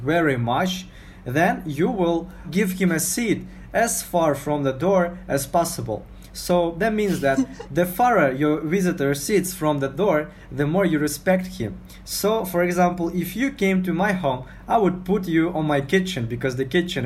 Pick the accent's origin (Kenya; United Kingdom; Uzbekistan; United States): Uzbekistan; Navoiy, Navoiy Region; English is a second language; now in Tashkent, Uzbekistan; there is a place that I was born in, and it is Navoi